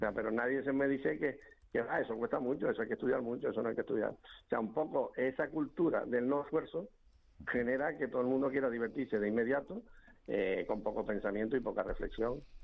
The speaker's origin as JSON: {"language": "Spanish", "town": "Santa Cruz de Tenerife", "region": "Canary Islands", "country": "Spain", "said": "como soy chicharrero"}